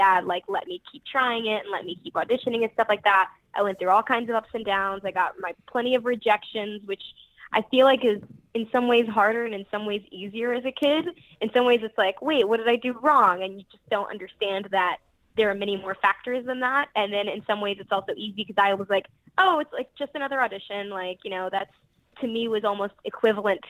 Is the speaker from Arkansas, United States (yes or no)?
yes; Pine Bluff, Arkansas, United States; now in California, United States; I'm actually originally from Arkansas, of all places, I guess. I was born in Pine Bluff, Arkansas